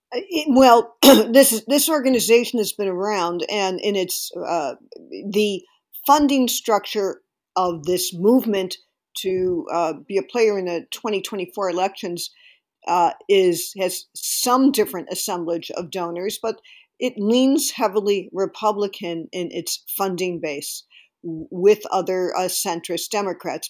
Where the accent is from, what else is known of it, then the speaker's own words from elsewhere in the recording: Illinois, United States; my home state of Illinois